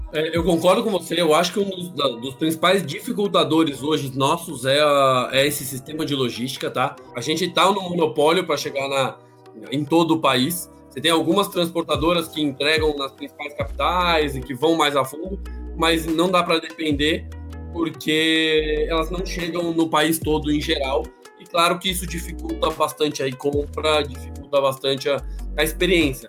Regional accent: Brazil; como brasileiro

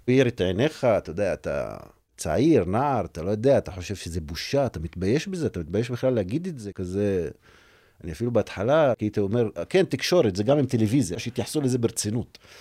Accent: Umm al-Fahm, Haifa District, Israel; באום אל-פחם, בסביבה שאני גדלתי בה

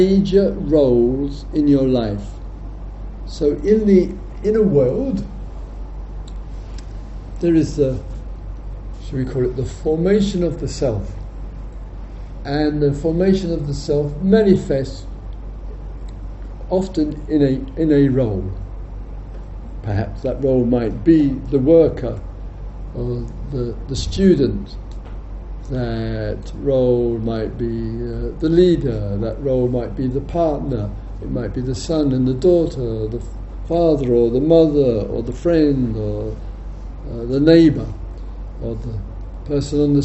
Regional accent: England, United Kingdom

